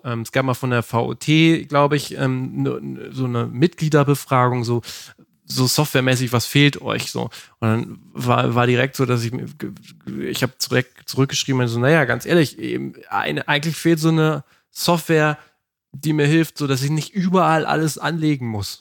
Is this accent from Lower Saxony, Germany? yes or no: yes; Lower Saxony, Germany; wir kommen ja aus Niedersachsen